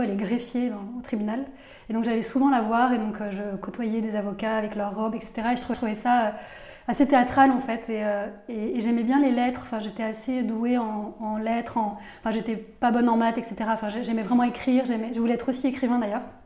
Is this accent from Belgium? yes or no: no; Nîmes, Occitania, France; moved away as an adult; also born or lived in Paris / United States; une jeune fille qui vivait en province. Je vivais à Nîmes, donc moi je viens du sud de la France